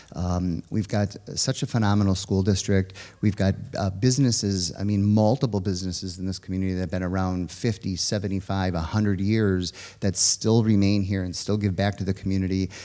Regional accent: Richfield, Wisconsin, United States; also born or lived in Kewaskum, Wisconsin / Jackson, Wisconsin; now in Slinger, United States; I grew up in Richfield.

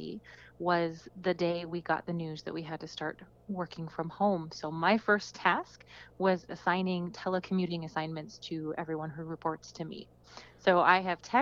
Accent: Washington, United States; moved away as an adult; also born or lived in Los Angeles, Southern California; I'm a fifth generation Washingtonian, and it's lovely to be back in my home state

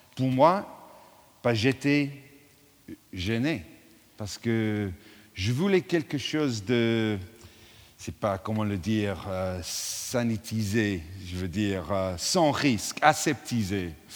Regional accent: England, United Kingdom; French is a second language; now in London, United Kingdom; je suis anglais

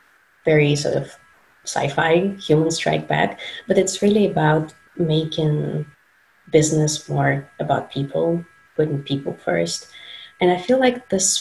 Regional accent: Moscow, Russia; moved away; I'm originally from Moscow, Russia

